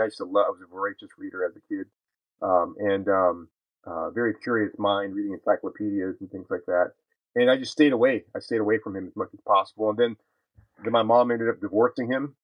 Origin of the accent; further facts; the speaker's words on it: California, United States; moved away as an adult; also born or lived in El Paso, Texas / South Texas; as a young boy growing up in California all those years ago